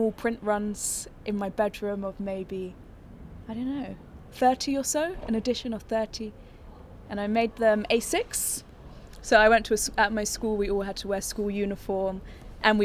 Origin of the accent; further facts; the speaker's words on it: London, United Kingdom; I'm from London, and I'm an art director